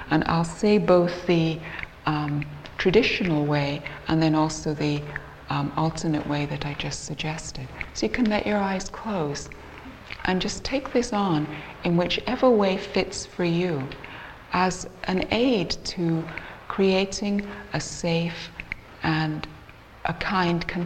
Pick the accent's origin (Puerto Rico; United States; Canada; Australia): Canada; I'm also from Canada, and we don't all sound like we're English, even though the two of us here do.